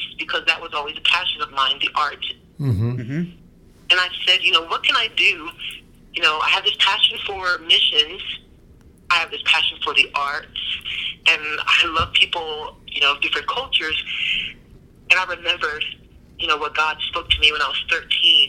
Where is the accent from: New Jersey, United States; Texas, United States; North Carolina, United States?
New Jersey, United States; I grew up in New Jersey